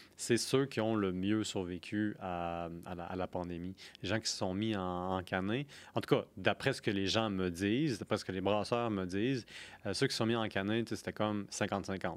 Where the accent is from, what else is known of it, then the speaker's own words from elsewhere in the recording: Quebec City, Quebec, Canada; also born or lived in Pont-Rouge; je viens de la ville de Québec